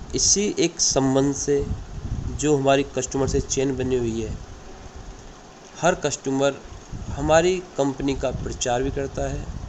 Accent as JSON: {"language": "Hindi", "area": "Rasopur village, Bulandshahr district", "region": "Uttar Pradesh", "country": "India", "said": "ग्राम रसोपुर ज़िला बुलंदशहर का निवासी हूँ"}